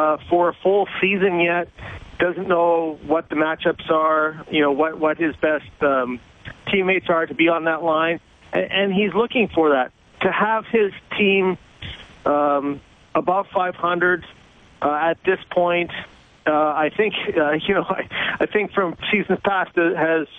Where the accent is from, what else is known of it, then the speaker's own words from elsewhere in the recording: Saskatchewan, Canada; now in New York, United States; I grew up in Saskatchewan